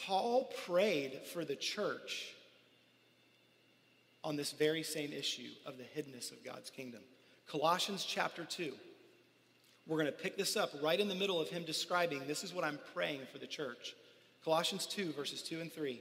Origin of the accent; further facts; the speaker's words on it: United States; we grew up here in America